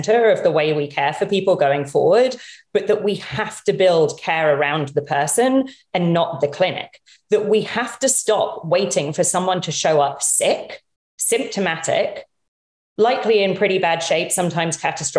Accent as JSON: {"language": "English", "country": "United Kingdom", "moved": "as an adult", "lives_now": "United States", "said": "Despite my accent, my mom's American"}